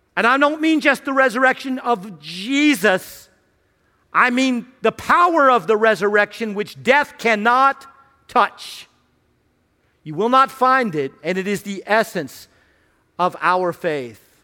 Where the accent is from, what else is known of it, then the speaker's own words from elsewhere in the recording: Radford, Virginia, United States; I grew up in Radford, uh, Radford University, near Virginia Tech